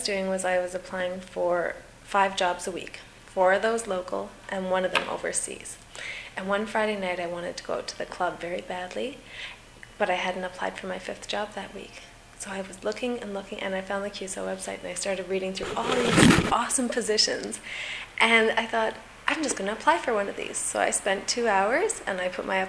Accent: Saskatchewan, Canada; moved away as an adult; also born or lived in Newfoundland; I was originally from Saskatchewan

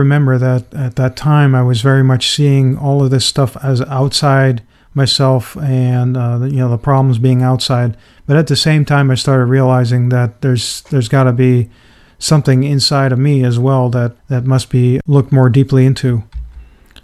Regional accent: Netherlands; I grew up in the Netherlands as a very introverted and shy and retreated type of child

